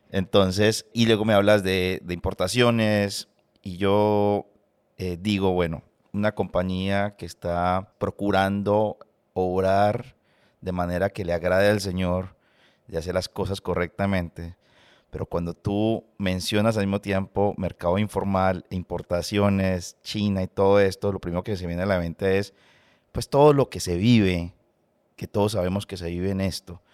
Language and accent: Spanish; Colombia; moved away; vengo de Colombia